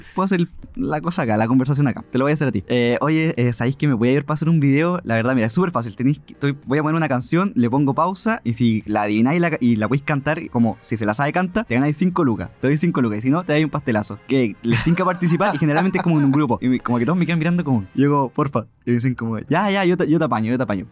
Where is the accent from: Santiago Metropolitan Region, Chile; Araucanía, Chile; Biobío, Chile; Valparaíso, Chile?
Biobío, Chile; Concepción; Soy de Conce, obviamente, toda mi vida amo Conce